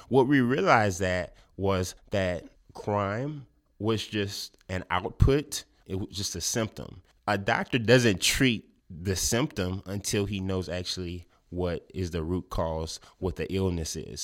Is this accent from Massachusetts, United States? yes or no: no; Lafayette, Louisiana, United States; I was born and raised in Lafayette